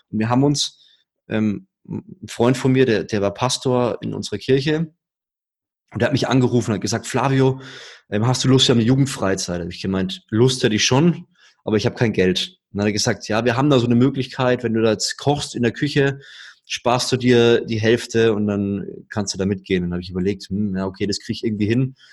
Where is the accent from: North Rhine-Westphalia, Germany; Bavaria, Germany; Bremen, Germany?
Bavaria, Germany; Würzburg; Ja, ich komme aus Würzburg, da lebt man unter der Woche abends nichts.